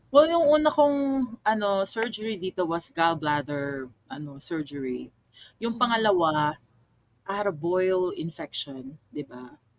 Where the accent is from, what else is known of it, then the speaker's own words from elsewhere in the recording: Pasay, Metro Manila, Philippines; moved away as an adult; also born or lived in Mandaluyong / Thailand; I'm I'm originally from Pasay. Pasay